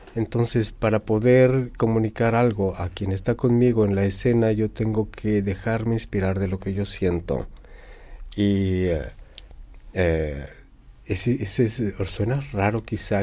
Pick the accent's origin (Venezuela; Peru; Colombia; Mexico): Mexico; soy mexicano